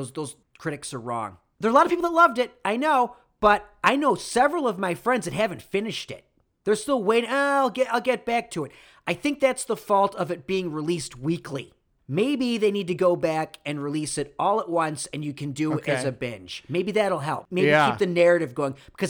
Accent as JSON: {"language": "English", "town": "Rochester", "region": "New York", "country": "United States", "tie": "born or raised there", "said": "Rochester, New York, has never been there. Because it was the middle of nowhere, and it's a city. It's my hometown."}